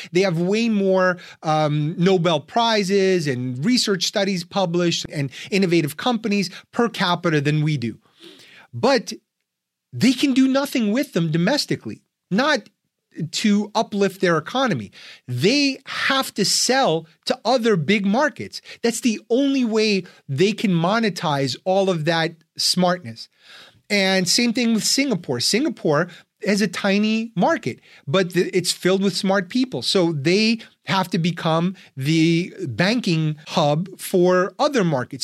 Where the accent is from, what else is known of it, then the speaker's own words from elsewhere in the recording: Ukraine; now in United States; I'm an immigrant from Soviet Union, from Ukraine